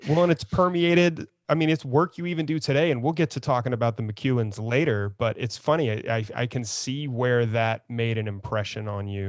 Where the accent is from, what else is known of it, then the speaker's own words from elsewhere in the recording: San Antonio, Texas, United States; moved away; I grew up in San Antonio, but I kinda fled it.